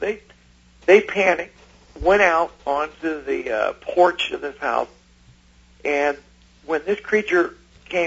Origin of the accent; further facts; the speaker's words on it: Ohio, United States; growing up in Ohio, because my family were from Kentucky